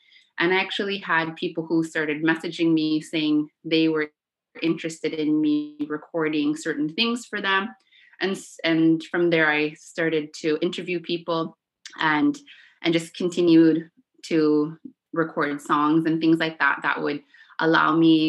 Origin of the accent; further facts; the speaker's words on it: Iqaluit, Nunavut, Canada; first language Inuktitut; English is a second language; I came back to my hometown and began teaching from there.